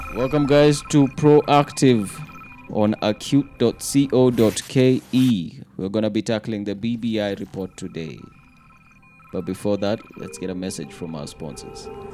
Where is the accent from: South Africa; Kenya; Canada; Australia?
Kenya